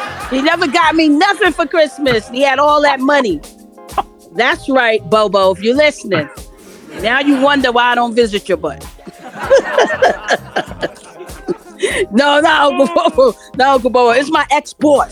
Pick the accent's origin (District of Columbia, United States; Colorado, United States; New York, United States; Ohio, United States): New York, United States; New York City; Growing up in Harlem